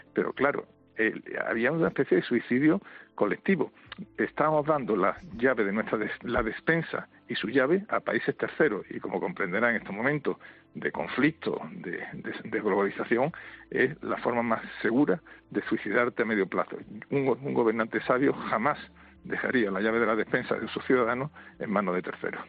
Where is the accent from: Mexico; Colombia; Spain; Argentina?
Spain; somos los españoles